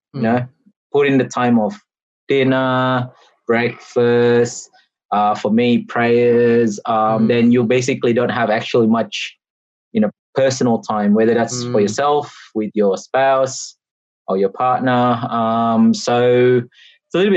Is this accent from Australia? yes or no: yes; Australia; I've done multiple moves in my, you know, in my time in Australia, whether as a kid or as an adult